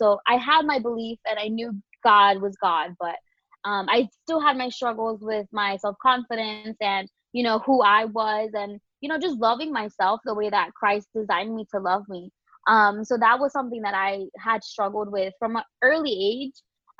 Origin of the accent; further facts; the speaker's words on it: Queens, New York, United States; now in Orlando, United States; Like she mentioned, I'm from Queens, New York, but my mom's from Dominican Republic and my dad's from El Salvador. So proud Latina over here. Been in Orlando basically forever.